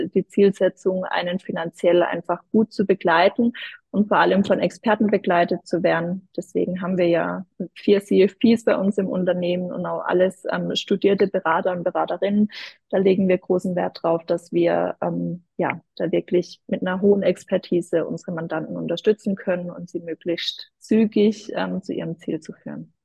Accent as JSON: {"language": "German", "town": "Odenheim", "region": "Baden-Württemberg", "country": "Germany", "tie": "born or raised there", "said": "in Odenheim aus dem schönen Dörfle, äh, wo ich herkomme"}